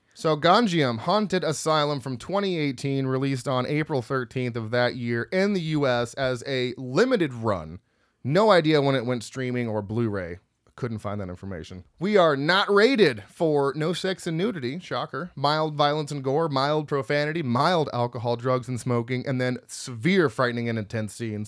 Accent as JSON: {"language": "English", "country": "United States", "said": "I'm from America"}